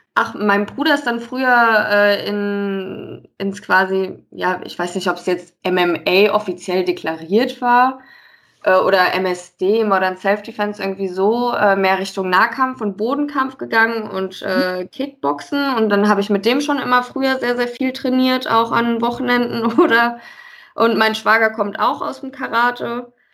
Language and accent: German; Westerwald, Rhineland-Palatinate, Germany; now in Frankfurt, Germany; ich bin zwar jetzt schon einige Jahre in Frankfurt wohnhaft, aber ich komme ja eigentlich aus dem äh, gebürtig aus dem Westerwald, mhm. aus einem kleinen Dörflein